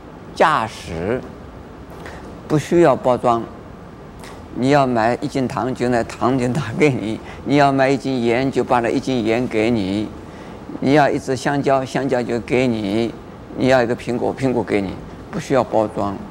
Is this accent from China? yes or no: yes; China; 我们中国人。有这么一句啊俗话：“人要衣装，佛要金装。”